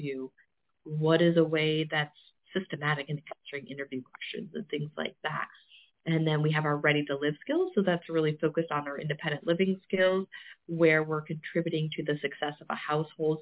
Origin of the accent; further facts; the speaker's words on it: Olean, New York, United States; now in Pennsylvania, United States; we're also in Olean, New York, and Western New York, which seems very random, but it's my hometown.